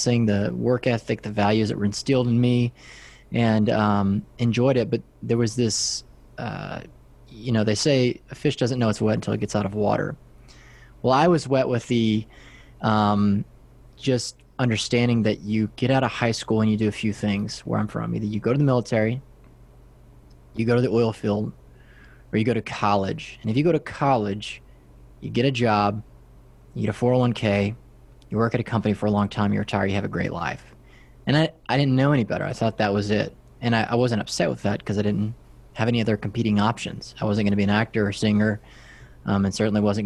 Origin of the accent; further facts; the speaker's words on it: West Texas, United States; I'm from West Texas. If you look out all around my hometown, it's just flat farmland